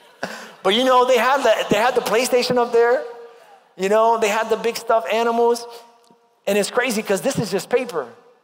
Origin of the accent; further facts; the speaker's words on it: New York, United States; moved away; when I was growing up in New York.